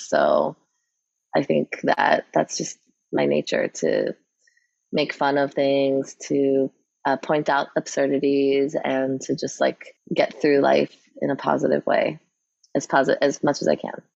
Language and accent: English; New York City, New York, United States; I grew up in New York City